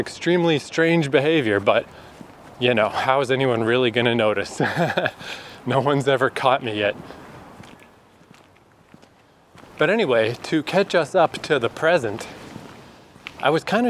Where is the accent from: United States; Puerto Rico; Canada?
Canada; born or raised there; moved away as an adult